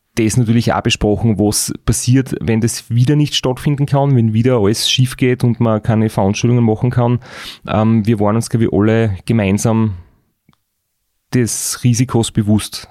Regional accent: Austria; bei uns in Österreich

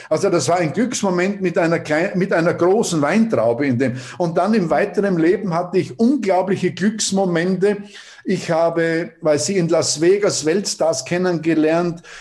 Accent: Paldau, Styria, Austria; Ja, also wir sind in Paldau aufgewachsen.

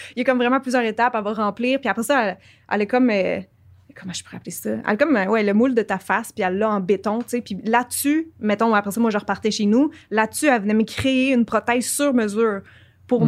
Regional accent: Quebec, Canada; accent: Québécois; j'ai un accent québécois

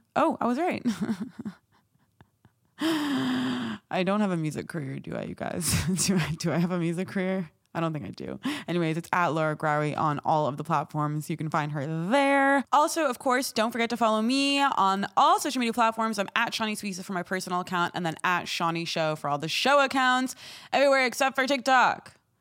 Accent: Morocco; a Moroccan

